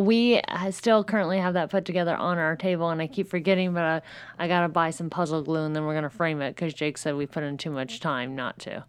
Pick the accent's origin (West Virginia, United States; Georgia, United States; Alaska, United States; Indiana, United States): Indiana, United States; Southern; I'm from Southern Indiana